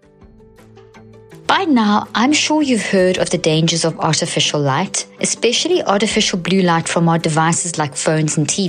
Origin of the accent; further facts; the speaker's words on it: South Africa; I grew up in South Africa, the apartheid South Africa